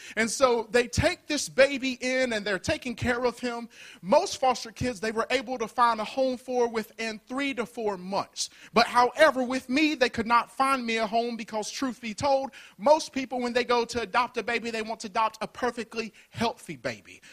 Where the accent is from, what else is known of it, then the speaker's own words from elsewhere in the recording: Birmingham, Alabama, United States; Born and raised in Birmingham, Alabama